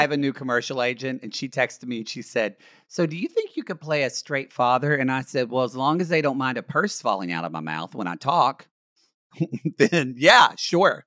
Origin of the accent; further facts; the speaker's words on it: Ardmore, Oklahoma, United States; now in Los Angeles, United States; my hometown of Ardmore, Oklahoma